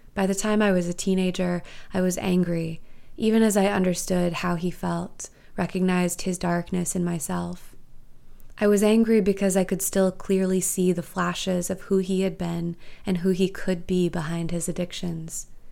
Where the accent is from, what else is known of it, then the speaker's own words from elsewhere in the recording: St. Louis, Missouri, United States; also born or lived in Boston / Bloomington, Indiana; now in Baltimore, United States; I am originally from Saint Louis, Missouri, and now I live and make my home in Baltimore, Maryland